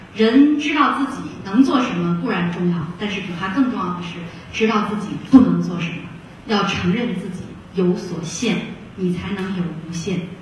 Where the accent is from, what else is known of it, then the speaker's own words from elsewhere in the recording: Shaanxi, China; moved away; also born or lived in Beijing; 我是在陕西出生，陕西长大，那个时候网络也不是很发达，很闭塞